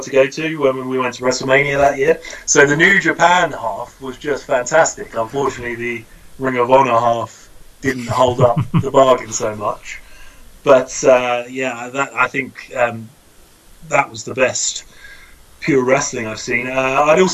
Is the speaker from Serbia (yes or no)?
no; United Kingdom; as a British guy